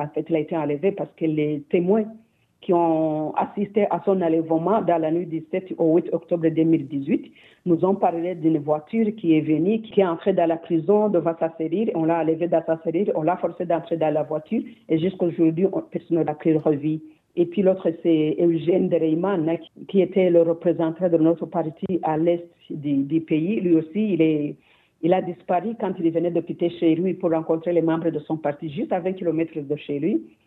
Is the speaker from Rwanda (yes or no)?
yes; Rwanda; nous tous, en tant que Rwandais